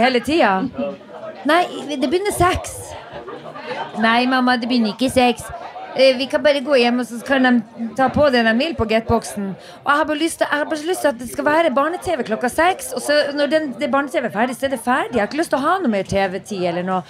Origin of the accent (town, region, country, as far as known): Narvik, Nordland, Norway; moved away as an adult; also born or lived in Oslo